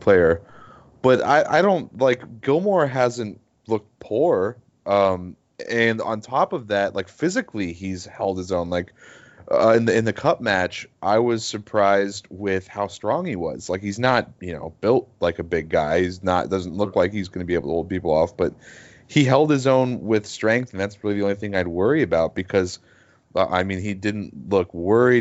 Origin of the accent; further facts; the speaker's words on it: United States; just as an American.